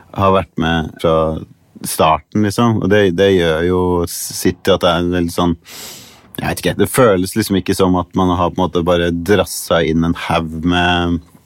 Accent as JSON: {"language": "Norwegian", "town": "Tønsberg", "region": "Vestfold", "country": "Norway", "tie": "born or raised there", "moved": "as an adult", "lives_now": "Los Angeles, United States", "said": "Jeg vokste opp i Tønsberg"}